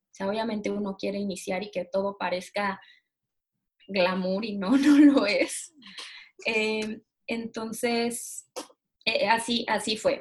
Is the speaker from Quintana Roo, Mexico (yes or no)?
yes; Cancún, Quintana Roo, Mexico; moved away as an adult; now in Mexico City, Mexico; Yo soy de Cancún, mis papás viven en Cancún